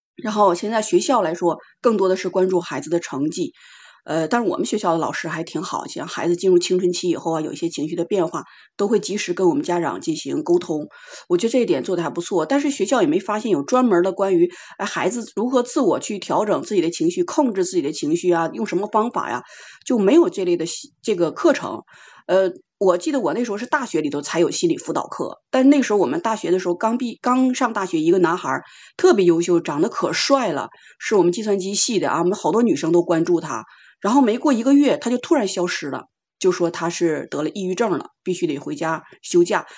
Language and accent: Chinese; China; 就我们中国人说的话